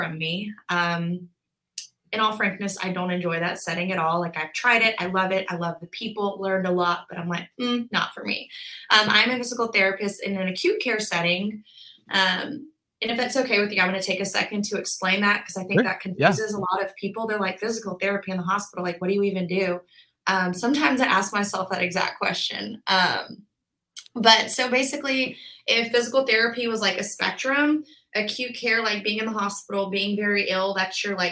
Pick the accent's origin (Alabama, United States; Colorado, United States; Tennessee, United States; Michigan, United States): Alabama, United States; Birmingham; also born or lived in Auburn, Alabama; I was born and raised in Birmingham. I went to Hoover High School.